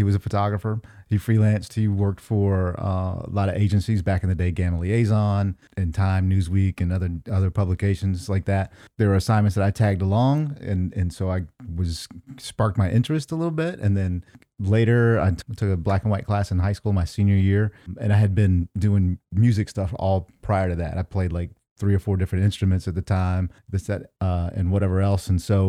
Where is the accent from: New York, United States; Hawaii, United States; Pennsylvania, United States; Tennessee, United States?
Tennessee, United States; Nashville; born and raised in Nashville, Tennessee. Yeah.